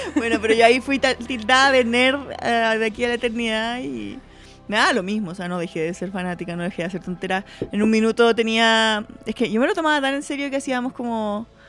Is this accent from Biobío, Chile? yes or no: yes; Concepción, Biobío, Chile; Yo estudiaba en el colegio francés en Conce